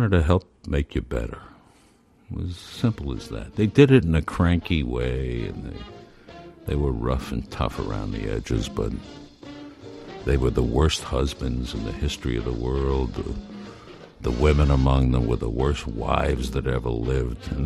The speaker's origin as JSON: {"language": "English", "town": "Brooklyn", "region": "New York", "country": "United States", "tie": "born or raised there", "said": "I grew up in Brooklyn, across the river"}